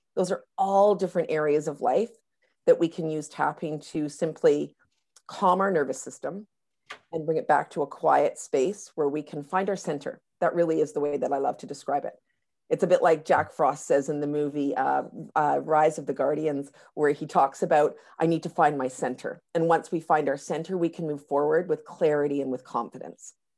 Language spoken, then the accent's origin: English; North Vancouver, British Columbia, Canada; in my hometown of, of North Vancouver right now